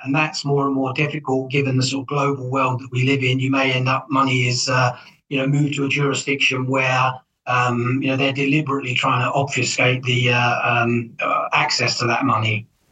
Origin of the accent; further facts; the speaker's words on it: England, United Kingdom; moved away as an adult; now in United States; I'm originally from England. I've worked in the United States for the longest time